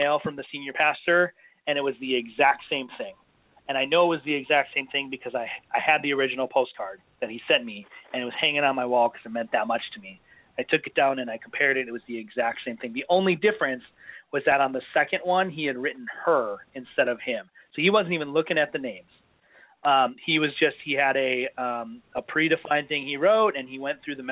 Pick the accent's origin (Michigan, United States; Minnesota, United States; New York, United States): Minnesota, United States; Minneapolis; moved away; I was from Minneapolis